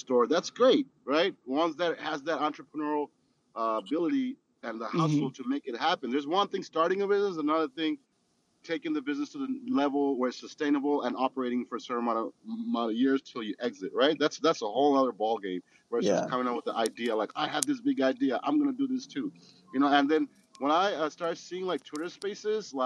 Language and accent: English; Los Angeles, California, United States; I grew up in Hollywood